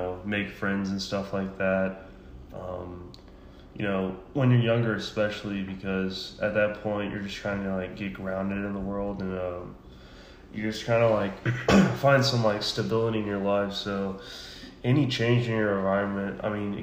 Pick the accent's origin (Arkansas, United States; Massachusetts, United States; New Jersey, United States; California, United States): Arkansas, United States; Hot Springs; I'm originally from Hot Springs, Arkansas.